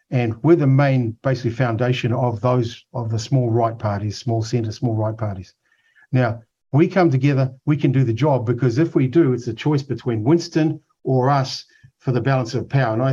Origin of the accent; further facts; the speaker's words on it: Otago, New Zealand; Look, I grew up in Otago. I can't stand the way that a lot of the working people are treated unfairly.